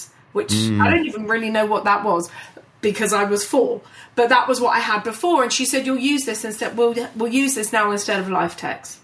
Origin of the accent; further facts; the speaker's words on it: London, United Kingdom; I was born and raised in London, in North London. So I grew up basically in Hampstead, and I live not that far from there now.